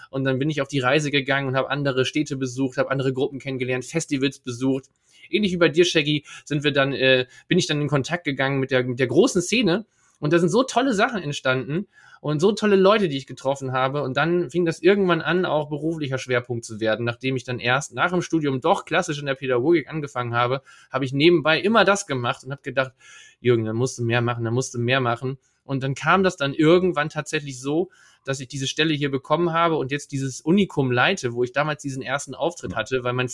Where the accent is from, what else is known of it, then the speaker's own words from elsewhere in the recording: Leer, Lower Saxony, Germany; Ich komme aus Leer, ja, Leer, Ostfriesland, das Tor Ostfrieslands kann man auch sagen. Da bin ich geboren und aufgewachsen